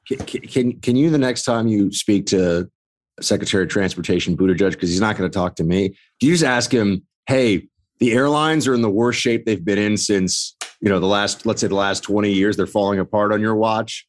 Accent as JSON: {"language": "English", "region": "New York", "country": "United States", "said": "as a New Yorker"}